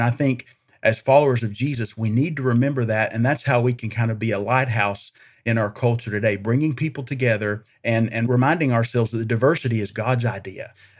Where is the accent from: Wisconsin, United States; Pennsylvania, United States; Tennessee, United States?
Tennessee, United States; Greeneville; I am originally from Eastern Tennessee. I actually grew up in Greenville, Tennessee, just northeast of Gatlinburg there near the North Carolina border